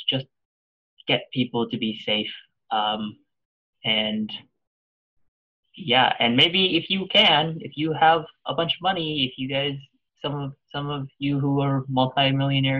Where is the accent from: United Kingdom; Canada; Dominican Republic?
Canada; I haven't lived anywhere outside of Canada.